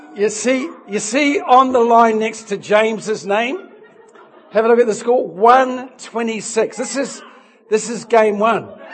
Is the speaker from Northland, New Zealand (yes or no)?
no; Hunterville, Manawatū-Whanganui, New Zealand; now in Auckland, New Zealand; I'm actually from Hunterville which is where I was born